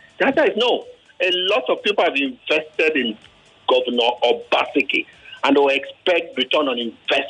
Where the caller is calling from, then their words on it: Ilupeju, Lagos, Nigeria; I'm calling from Ilupeju